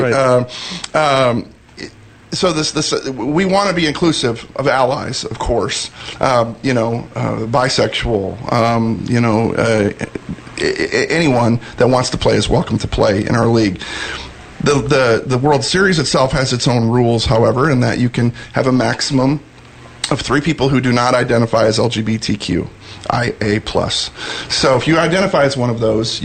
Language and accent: English; Sioux Falls, South Dakota, United States; now in Dallas, United States; I'm a South Dakota boy. I was born and raised in South Dakota, and my hometown of Sioux Falls, South Dakota